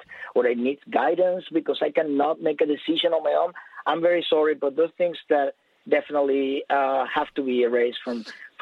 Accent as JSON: {"language": "English", "country": "Venezuela", "moved": "yes", "lives_now": "United States", "said": "I'm originally from Venezuela"}